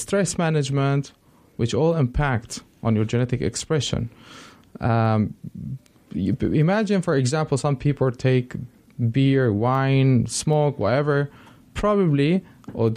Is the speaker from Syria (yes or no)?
yes; Syria; moved away; also born or lived in Spain; I'm originally from Syria